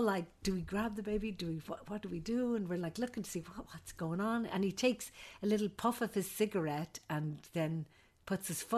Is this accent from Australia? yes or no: no; Ireland; moved away as an adult; also born or lived in Saudi Arabia / Alaska; now in United States; I'm an Irish nurse midwife